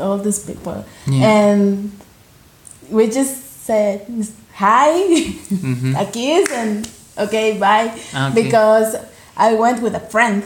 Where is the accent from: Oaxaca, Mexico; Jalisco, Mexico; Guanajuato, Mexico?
Oaxaca, Mexico; also born or lived in Mexico City; I'm from Oaxaca.